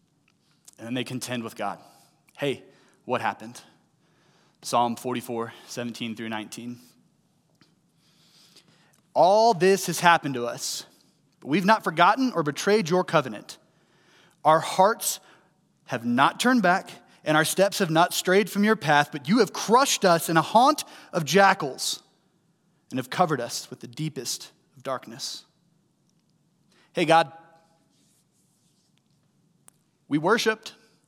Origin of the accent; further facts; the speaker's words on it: St. Louis, Missouri, United States; I was 8.5 hours southeast of St. Louis, where I grew up in Tennessee.